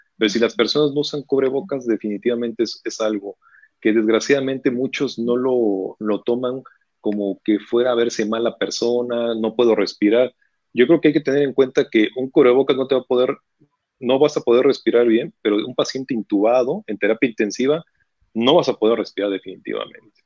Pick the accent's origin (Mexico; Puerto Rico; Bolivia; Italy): Mexico; en este país como mexicanos